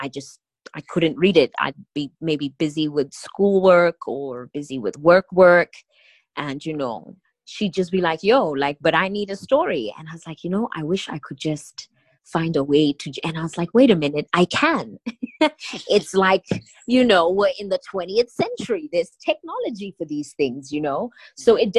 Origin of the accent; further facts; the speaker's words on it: Selebi-Phikwe, Botswana; I have such beautiful memories growing up in Pikwe